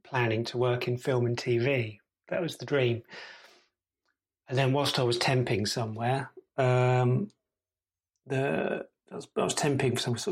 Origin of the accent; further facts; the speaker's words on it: Gravesend, South East England, United Kingdom; moved away as an adult; now in York, United Kingdom; I'm from Gravesend originally